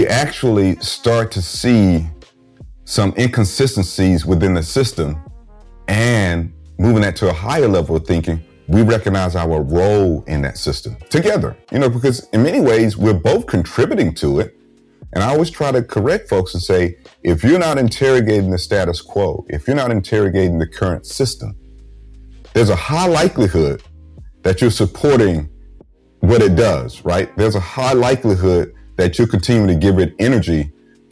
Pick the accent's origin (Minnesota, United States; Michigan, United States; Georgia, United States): Georgia, United States; moved away; my home state of Georgia